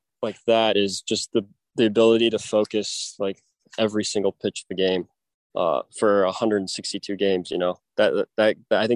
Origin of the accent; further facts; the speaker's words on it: San Diego, California, United States; I grew up in California, San Diego, so kind of that beach guy